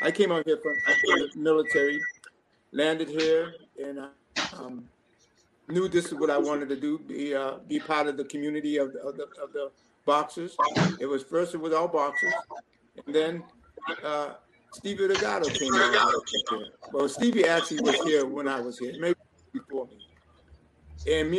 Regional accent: New Bedford, Massachusetts, United States; moved away as an adult; now in Las Vegas, United States; Born and raised in New Bedford. I always will be from New Bedford. I don't care if I'm living in Las Vegas.

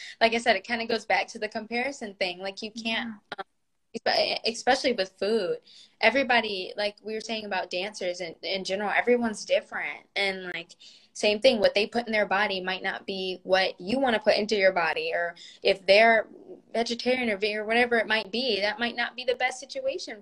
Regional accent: the South, United States; now in Los Angeles, United States; I'm from the South

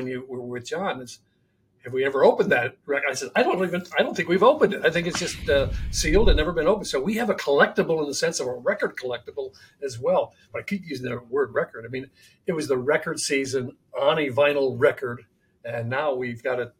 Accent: Buffalo, New York, United States; I grew up in Buffalo.

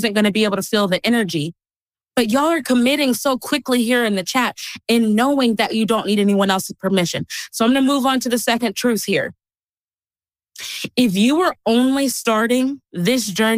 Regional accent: Texas, United States; I grew up in Texas

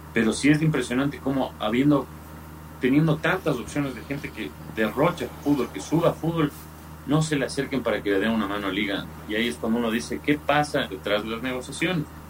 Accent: Ecuador

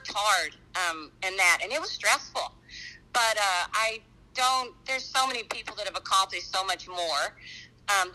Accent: New Mexico, United States; I'm from New Mexico

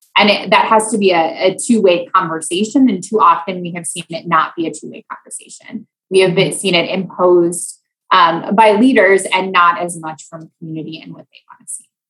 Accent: Iowa, United States; moved away as an adult; also born or lived in Louisiana; I grew up in Iowa.

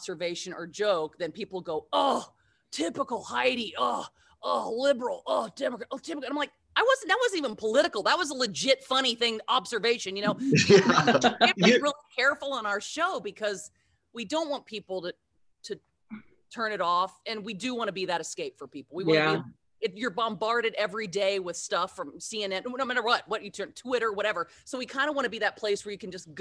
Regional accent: Southern Indiana, United States; moved away as an adult; also born or lived in Cincinnati, Ohio; now in Los Angeles, United States; I grew up in Southern Indiana

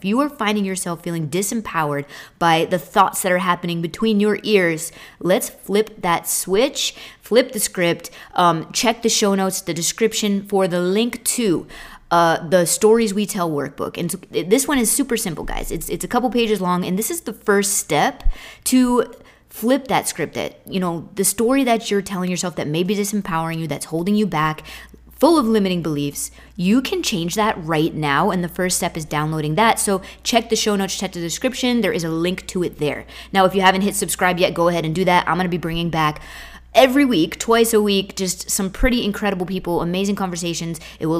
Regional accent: Northeast, United States; We're from the Northeast, just shooting the shit, going through some things.

